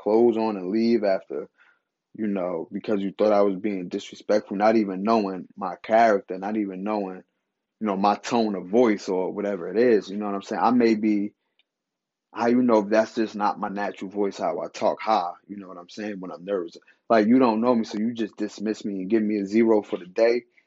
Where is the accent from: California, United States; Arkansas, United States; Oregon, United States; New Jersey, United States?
New Jersey, United States; I'm from Jersey